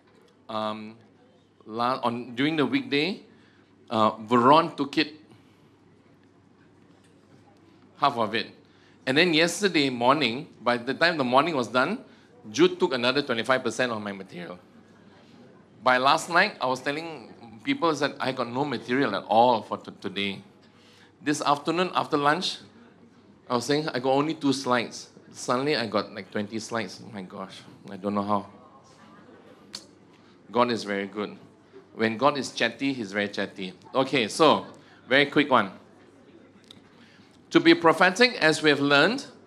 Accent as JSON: {"language": "English", "country": "Egypt", "said": "I'm from Egypt. Do you know that I'm from Egypt?"}